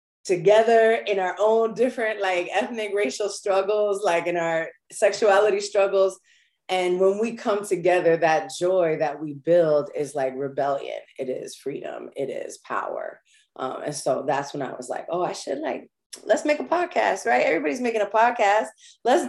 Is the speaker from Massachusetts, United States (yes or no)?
no; New York, United States; I'm from New York. We do not come out of the womb joyful in New York